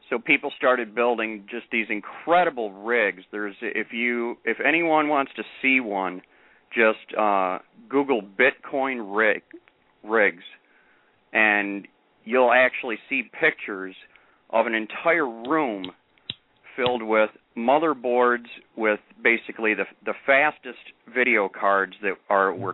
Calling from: Michigan, United States; I'm from Michigan.

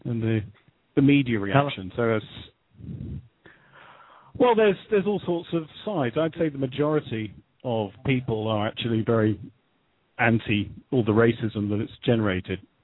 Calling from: United Kingdom; calling from Great Britain

